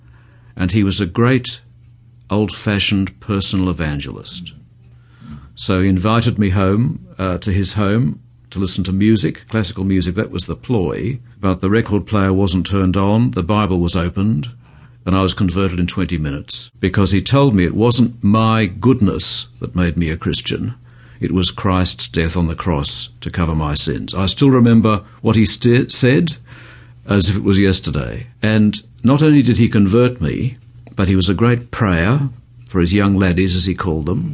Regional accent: Melbourne, Victoria, Australia; I was born and brought up in Melbourne.

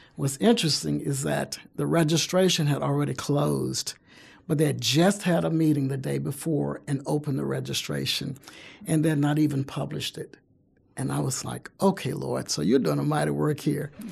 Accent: Baton Rouge, Louisiana, United States; moved away as an adult; now in Alabama, United States; I'm originally from Baton Rouge, Louisiana. But I've been in, uh, Alabama since nineteen eighty-eight

